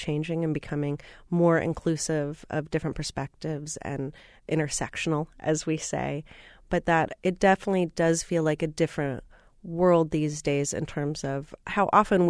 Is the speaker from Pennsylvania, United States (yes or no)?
no; Minneapolis, Minnesota, United States; Growing up in Minneapolis, I was reading a lot of the local press about one of my favorite bands … I was in all of ninth grade